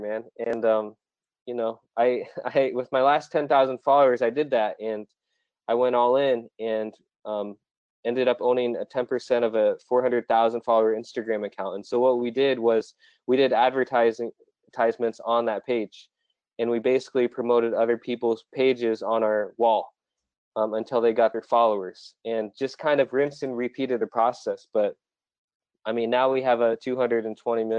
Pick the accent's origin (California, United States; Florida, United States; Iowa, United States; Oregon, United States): Iowa, United States; also born or lived in South Korea; I was actually born in South Korea and then adopted by my parents in here in Iowa. So, you know, in the middle of Iowa was hard because I looked different and I spoke different.